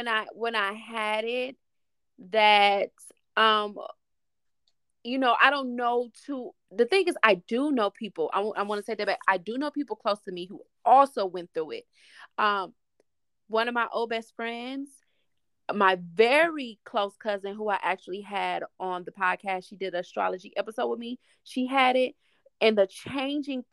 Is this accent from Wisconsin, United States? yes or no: yes; Milwaukee, Wisconsin, United States; I'm from Milwaukee, Wisconsin.